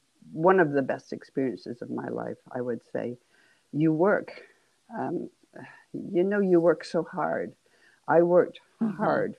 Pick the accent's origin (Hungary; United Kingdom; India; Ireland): United Kingdom; England; but you probably gathered I'm from England. And we played hockey.